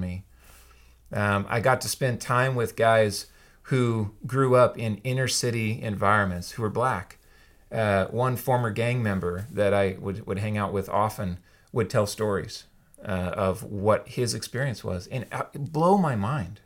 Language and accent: English; Yakima, Washington, United States; I grew up in Yakima for the most part